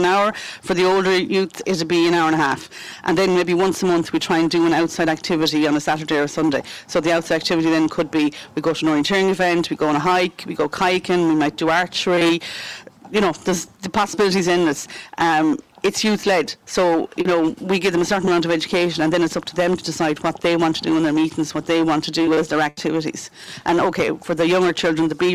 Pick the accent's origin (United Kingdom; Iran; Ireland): Ireland; Galway, Connacht; moved away as an adult; now in Tulla, Ireland; I suppose I'm from Galway originally, so I'm one of those blow-ins. But I'm here nearly 20 years now.